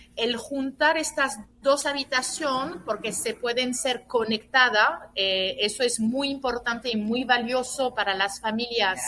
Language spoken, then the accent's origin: Spanish; France; now in Dominican Republic; nací, en Francia y como, como siempre digo, aún haber nacido en Francia y teniendo también un papá italiano, me siento dominicana de corazón